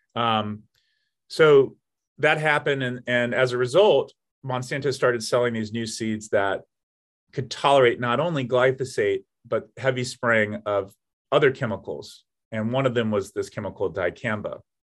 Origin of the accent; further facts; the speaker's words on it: Atlanta, Georgia, United States; moved away; my hometown of Atlanta, Georgia